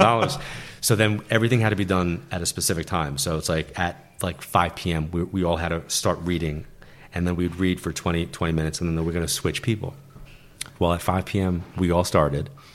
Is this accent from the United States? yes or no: yes; New York, United States; Being a New Yorker and being in L